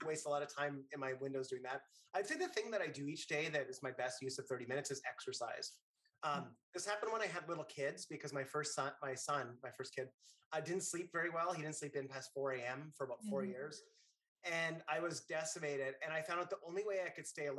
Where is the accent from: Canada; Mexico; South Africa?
Canada; Northern Canada; moved away as an adult; now in New York City, United States; When I was a kid, I grew up in Northern Canada